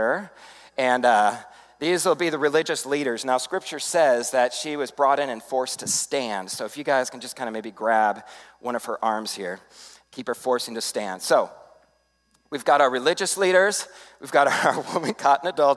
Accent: Arizona, United States; when I was a kid growing up on the Arizona District, going to summer camps at Pine Rock

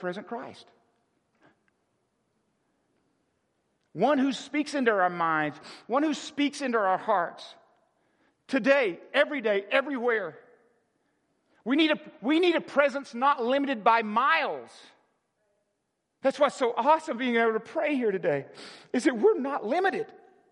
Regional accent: Arkansas, United States; I was born in Arkansas in a town of 400

